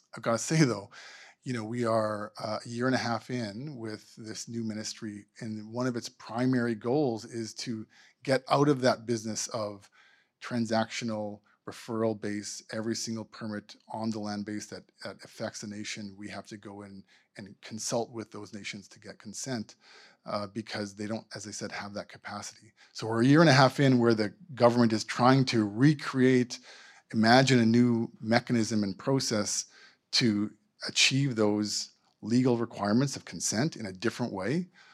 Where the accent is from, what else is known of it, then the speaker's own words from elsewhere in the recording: Manitoba, Canada; moved away as an adult; now in British Columbia, Canada; I'm from Manitoba. My pr-, my parents and family immigrated to Canada maybe a hundred and fifty years ago. I moved here fifteen years ago